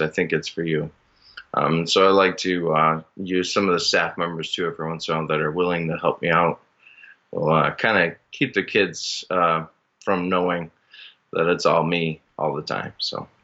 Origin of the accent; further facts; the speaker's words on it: Minnesota, United States; now in Northern Michigan, United States; I originally am from Minnesota